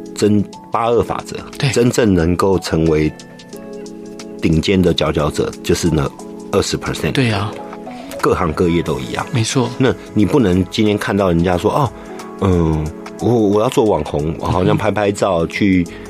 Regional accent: Taiwan; also born or lived in Hengchun / Yilan; 我的国家，我的家乡这么美

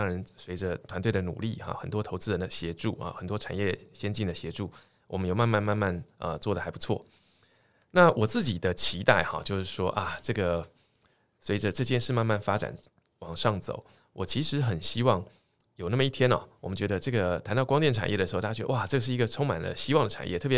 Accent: Tainan, Taiwan; moved away as an adult; also born or lived in Taipei / United States; 我是台南人，好，先简单说明一下，就是说其实从小在台南长大，到了大学啊才到台北来念书。那我父亲母亲都是在教育界工作。

